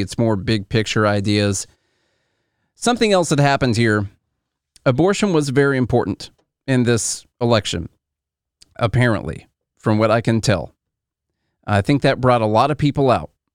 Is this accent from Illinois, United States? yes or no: yes; Illinois, United States; I'm from Illinois.